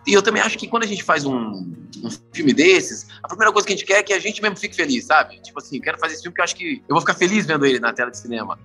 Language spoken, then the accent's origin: Portuguese; Brasília, Federal District, Brazil; sou de Brasília